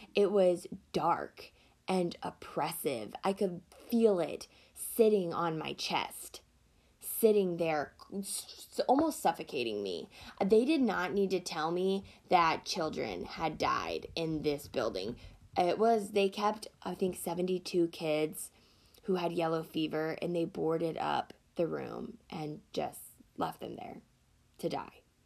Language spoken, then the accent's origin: English; Deep South, United States; I grew up in a very Christian household in a very small town in the South. If you can't hear it in my voice, I am from the Deep South.